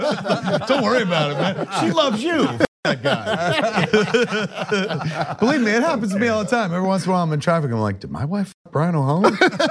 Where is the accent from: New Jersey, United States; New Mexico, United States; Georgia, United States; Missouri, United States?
New Jersey, United States; I'm from New Jersey